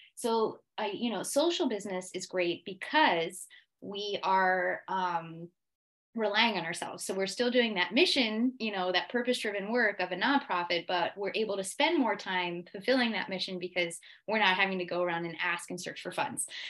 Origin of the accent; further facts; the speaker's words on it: United States; moved away as an adult; also born or lived in Switzerland; now in Geneva, Switzerland; I am American